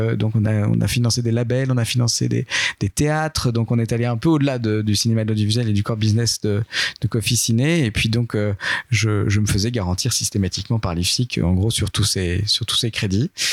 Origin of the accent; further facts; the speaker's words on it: Châtellerault, Nouvelle-Aquitaine, France; moved away as an adult; also born or lived in Tours; je viens pas de Lyon, mais je viens plutôt de Nouvelle-Aquitaine. J'étais dans une ville euh, qui s'appelle Châtellerault